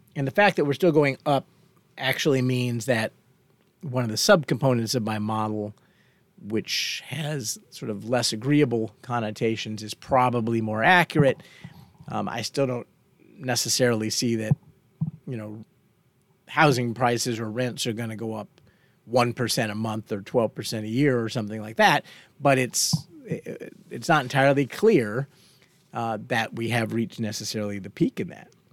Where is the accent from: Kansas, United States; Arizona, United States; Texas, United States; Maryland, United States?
Texas, United States; Fort Worth; when I was young and growing up in Fort Worth, Texas